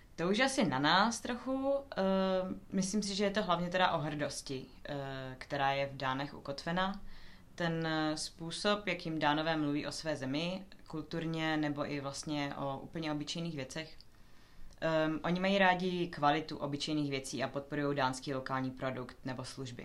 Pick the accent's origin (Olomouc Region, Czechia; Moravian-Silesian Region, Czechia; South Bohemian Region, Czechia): Moravian-Silesian Region, Czechia; Ostrava; moved away as an adult; now in Denmark; Já jsem sama původem z Ostravy